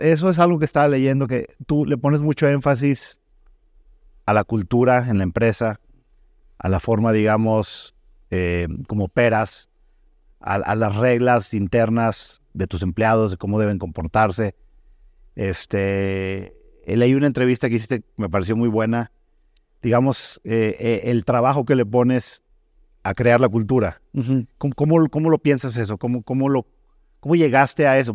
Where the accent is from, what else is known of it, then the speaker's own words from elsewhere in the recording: Mexico; also born or lived in Germany; como era mexicano